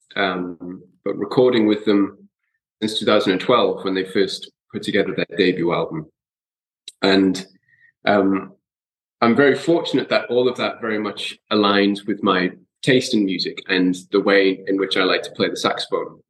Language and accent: English; Newcastle upon Tyne, North East England, United Kingdom; I grew up in Newcastle